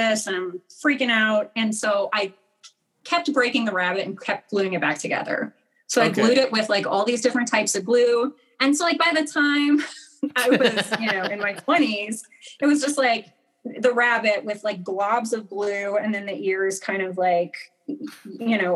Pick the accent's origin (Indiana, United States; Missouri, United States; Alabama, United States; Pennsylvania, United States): Missouri, United States; rural; I grew up in Missouri, in rural Missouri